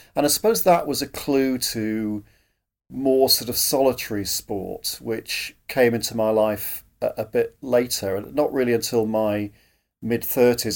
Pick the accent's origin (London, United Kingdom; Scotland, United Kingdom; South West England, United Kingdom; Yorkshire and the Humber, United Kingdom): Yorkshire and the Humber, United Kingdom; I grew up in Yorkshire, uh, grew up in what were, in those days, the sort of coal fields of South Yorkshire.